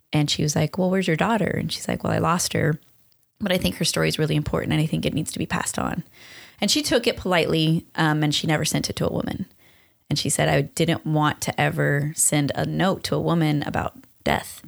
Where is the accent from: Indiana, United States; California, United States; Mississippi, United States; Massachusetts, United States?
California, United States; Long Beach; also born or lived in West Covina, California / Hesperia, California; we grew up in Long Beach